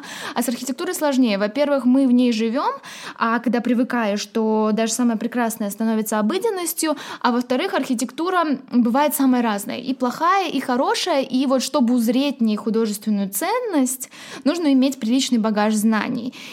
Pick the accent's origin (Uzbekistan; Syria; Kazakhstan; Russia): Uzbekistan; Tashkent; Я выросла в Ташкенте, в окружении одной лишь архитектуры советского модернизма